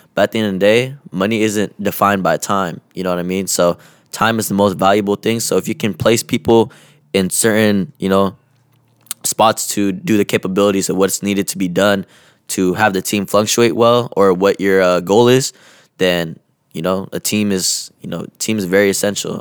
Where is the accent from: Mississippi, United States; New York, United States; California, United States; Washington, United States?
Washington, United States; Kent; being from my hometown here